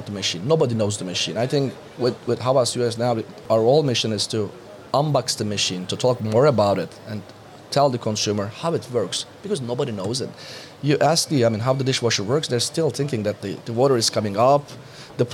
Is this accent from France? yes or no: no; Turkey; I'm coming from Turkey